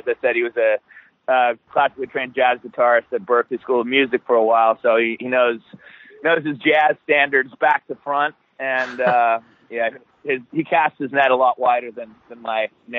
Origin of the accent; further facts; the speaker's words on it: Australia; accent: American; also born or lived in Alaska / Hawaii; I've always had the American accent. I was born in Alaska and raised in Hawaii till I was about 7. Then she met an Australian guy and moved me over there. So that's where me and Luke grew up from. I was about 7 till 23.